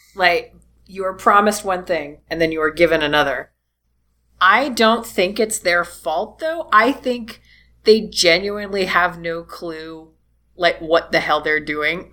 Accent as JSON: {"language": "English", "country": "United States", "said": "I'm a trashy American"}